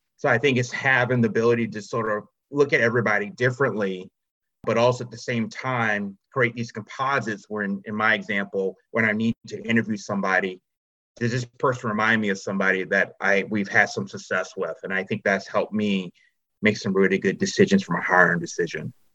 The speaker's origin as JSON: {"language": "English", "town": "Charlotte", "region": "North Carolina", "country": "United States", "said": "I'm from Charlotte, North Carolina"}